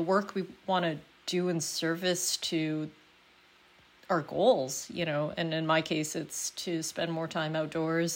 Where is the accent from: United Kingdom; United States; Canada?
Canada; as a Canadian